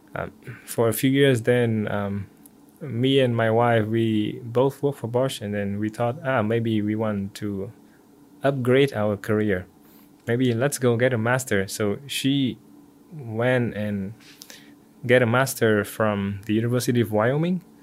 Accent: Vietnam; moved away as an adult; also born or lived in Singapore; now in United States; Originally from Vietnam

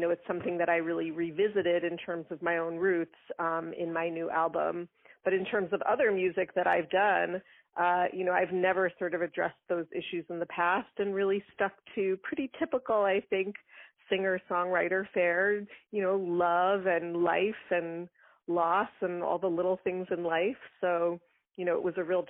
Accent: Long Island, New York, United States; I grew up on Long Island in New York

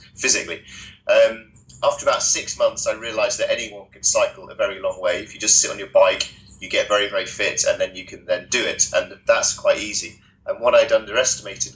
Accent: United Kingdom; I'm a British adventurer and author

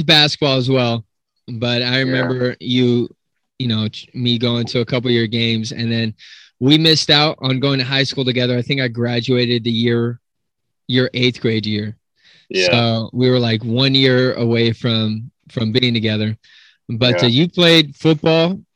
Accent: Salt Lake City, Utah, United States; moved away; growing up in Utah, in Salt Lake City

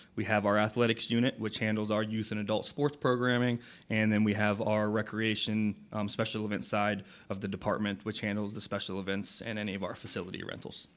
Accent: Port Orange, Florida, United States; also born or lived in Saint Augustine; I grew up in Port Orange, so I had the, um, the pleasure of actually playing on the fields now that I'm, I work for.

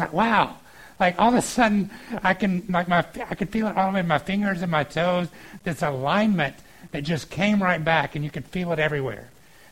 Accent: Georgia, United States; moved away; I grew up in Georgia, and we had this water park there called Whitewater

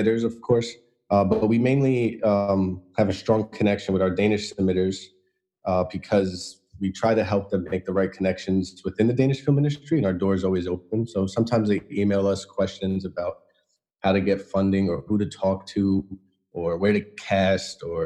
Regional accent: United States; now in Denmark; I'm from United States.

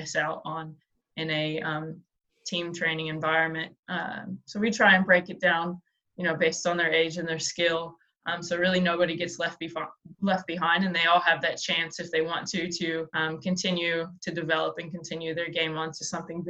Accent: United States; moved away as an adult; now in Australia; I'm an American without residency here, I'm still considered an import

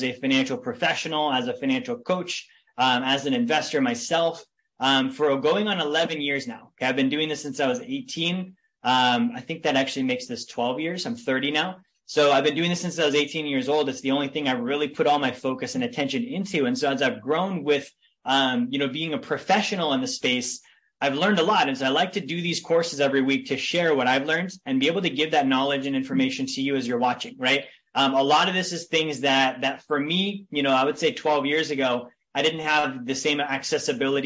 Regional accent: Big Lake, Alaska, United States; I grew up in a town in Alaska called Big Lake.

